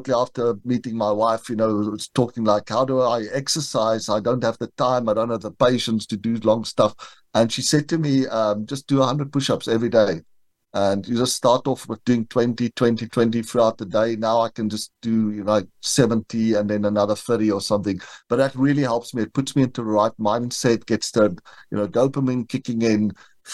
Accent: South Africa; moved away as an adult; now in United States; I grew up in South Africa and moved to the United States in September 2020.

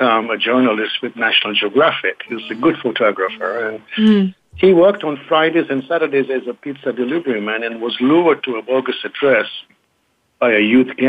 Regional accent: Kenya; also born or lived in England; now in United States; I was born in Kenya, educated in England, and have Eastern roots

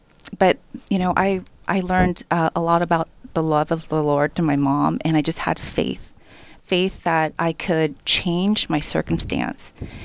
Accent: South Korea; You know, I grew up in Korea in a cement box.

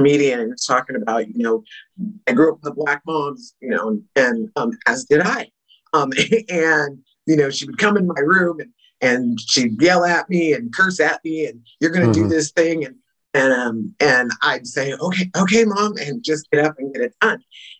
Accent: San Jose, California, United States; now in Shasta County, United States; where I was raised in Santa Clara County, {S1} mm-hmm. {S2} you know, San Jose, California, 12th largest city in the nation.

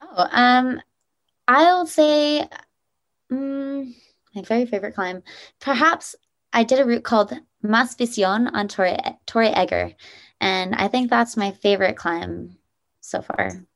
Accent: Nevada side, United States; I grew up in Lake Tahoe, uh, well, actually on the Nevada side of Lake Tahoe

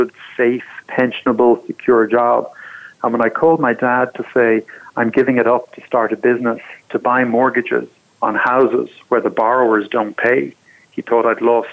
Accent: Ireland; moved away as an adult; now in United States; I'm from Ireland originally

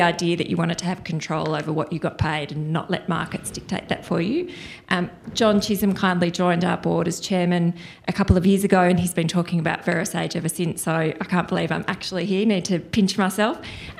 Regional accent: Melbourne, Victoria, Australia; I'm from Melbourne, Australia.

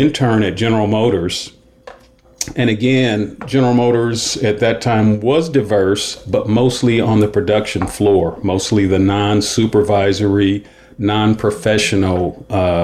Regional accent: Cleveland, Ohio, United States; I grew up in Cleveland

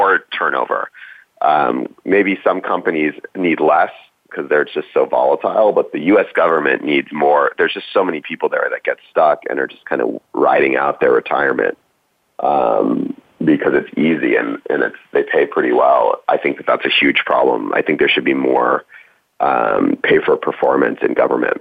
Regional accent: East Coast, United States; also born or lived in New York City; I grew up on the East Coast

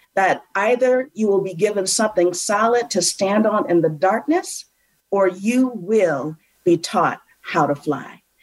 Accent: a suburb outside of Cleveland, Ohio, United States; I grew up in, in a suburb outside of Cleveland, Ohio

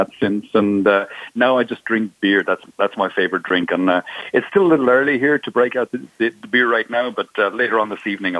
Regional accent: Ireland; accent: Irish; also born or lived in Seville; now in Spain; Well, I'm obviously from my accent, I'm Irish.

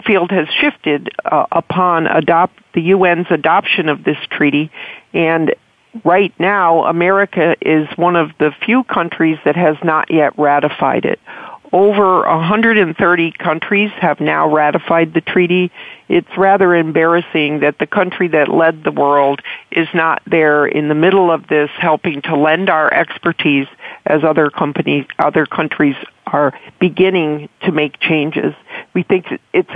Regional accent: Illinois, United States; from my home state

